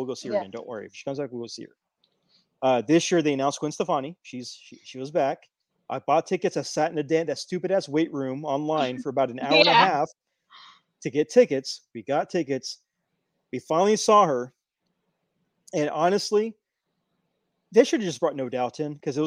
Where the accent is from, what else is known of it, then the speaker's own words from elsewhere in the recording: Houston, Texas, United States; We're both in Houston. Well, I grew up in the southeast side, but now I live in the northwest side